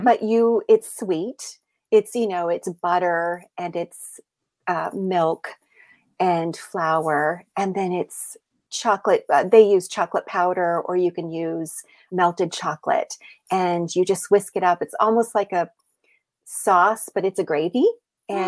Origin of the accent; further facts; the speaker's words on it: the South, United States; I grew up in the South